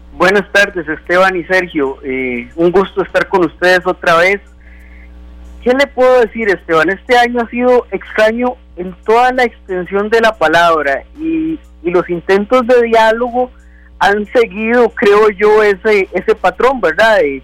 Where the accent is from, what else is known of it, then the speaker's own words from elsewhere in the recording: Costa Rica; como costarricenses